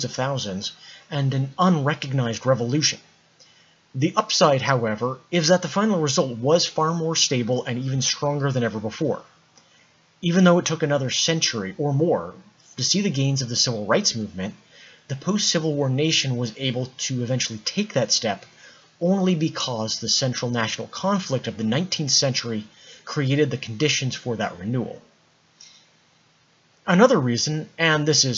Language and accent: English; United States; I am American.